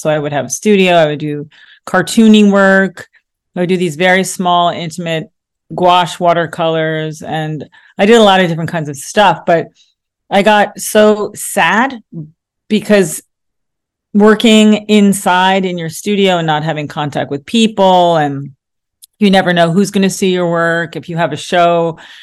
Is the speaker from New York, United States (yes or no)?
yes; New York, United States; growing up in New York, I realized that was who I was